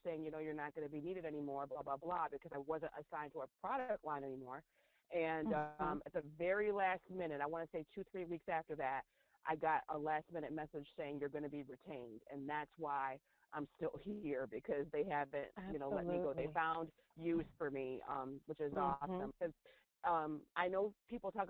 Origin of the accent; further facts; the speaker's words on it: central New York, United States; I grew up in central New York, not New York City